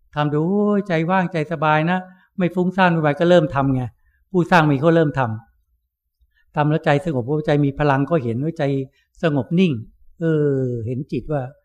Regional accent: Thailand; เราเกิดในประเทศที่มีพระพุทธศาสนาสืบต่อกันมา

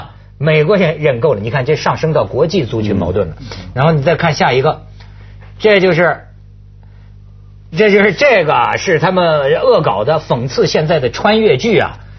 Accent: China; 说岭南大学的学生们帮我们大陆人说话呢，是不是？

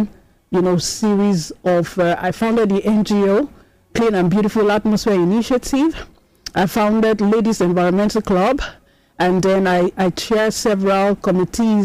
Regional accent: Nigeria; as a Nigerian

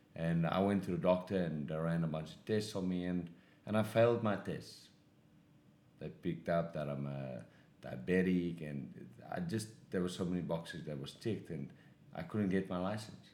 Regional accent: South Africa; moved away as an adult; now in Los Angeles, United States; I grew up in South Africa.

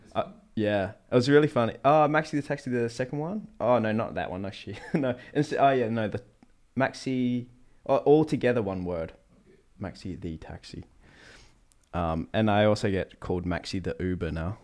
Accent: New Zealand; moved away; I'm from New Zealand

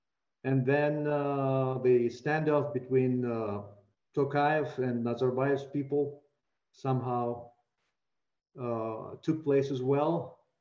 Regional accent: Kazakhstan; now in Prague, Czech Republic; my country, Kazakhstan

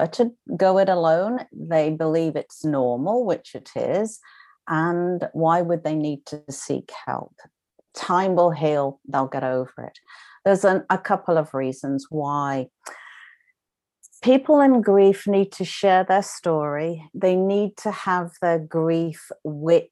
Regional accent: United Kingdom; accent: British; moved away as an adult; now in Canada; I am a British trained nurse, as you can, obviously the accent gives me away. And I decided that I was leaving Britain, my family, my friends, and moving to Canada, where I now reside

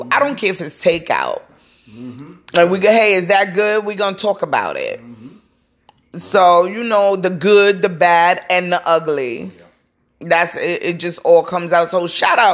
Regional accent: New York City, New York, United States; I come from Brooklyn, and we would have cookouts

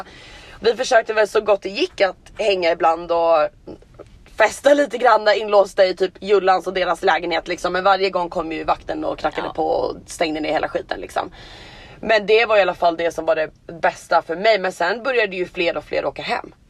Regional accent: Sweden; now in Los Angeles, United States; Jag är svensk medborgare, jag har min familj där, jag har mina vänner där

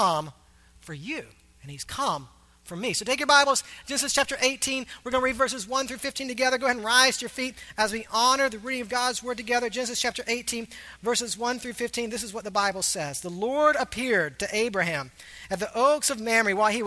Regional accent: Augusta, Georgia, United States; moved away; my hometown, Augusta, Georgia

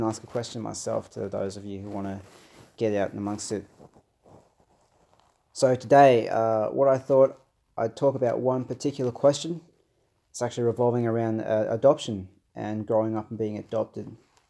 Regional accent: Australia; also born or lived in Brazil; I'm Brazilian born Australian, so I was adopted from Brazil as a baby. I myself have dark skin, so I'm Afro-Brazilian, adopted by, you know, your white Anglo Aussie parents.

